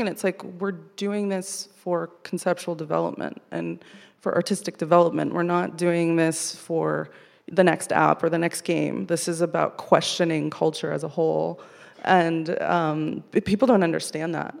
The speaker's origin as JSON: {"language": "English", "area": "Coachella Valley", "region": "California", "country": "United States", "tie": "born or raised there", "moved": "yes", "said": "I grew up in the Coachella Valley"}